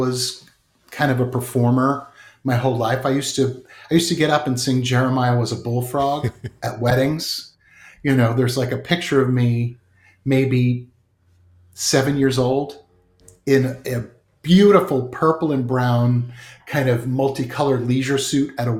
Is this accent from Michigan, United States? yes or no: no; Edison, New Jersey, United States; I grew up in Jersey, in Edison.